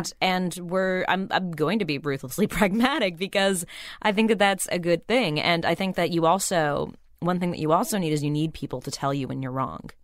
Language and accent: English; Burbank, California, United States; I grew up in Burbank